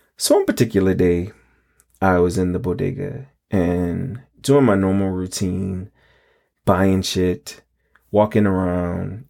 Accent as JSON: {"language": "English", "town": "New York City", "region": "New York", "country": "United States", "tie": "born or raised there", "said": "I grew up in the High Bridge neighborhood of the Bronx, around West one sixty-sixth and Ogden"}